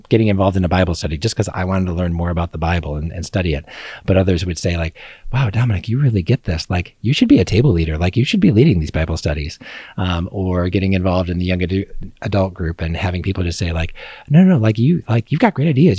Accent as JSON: {"language": "English", "town": "Joliet", "region": "Illinois", "country": "United States", "tie": "born or raised there", "moved": "as an adult", "lives_now": "Kokomo, United States", "said": "I grew up in, uh, Joliet, Illinois"}